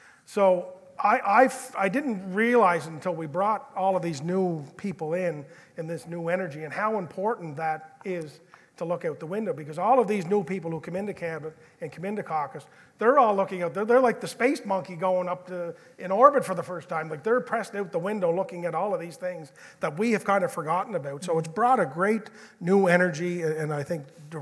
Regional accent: Georgetown, Prince Edward Island, Canada; I grew up in Georgetown, so I think Georgetown is a small little New England type town.

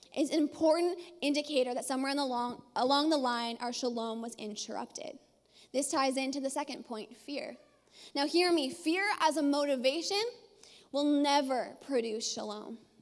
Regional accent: Ontario, Canada; moved away as an adult; also born or lived in British Columbia; we are both from Ontario

